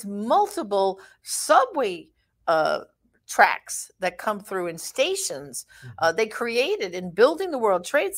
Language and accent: English; New York City, New York, United States; I was born and raised in Brooklyn